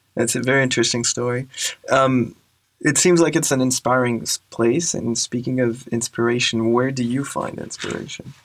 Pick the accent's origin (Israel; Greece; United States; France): France; Grenoble, Auvergne-Rhône-Alpes; In a town called Grenoble in the Alps